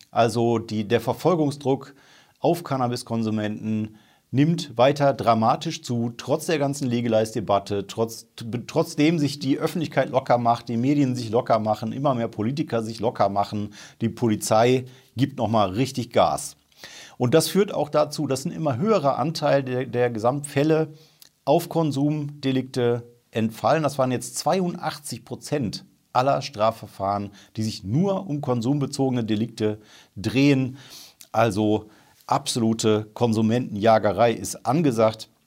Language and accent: German; Remscheid, North Rhine-Westphalia, Germany; Erstens ist das wichtig, weil Remscheid halt meine Heimatstadt ist und ich mich tierisch freue, wie Bolle, dass da mal was passiert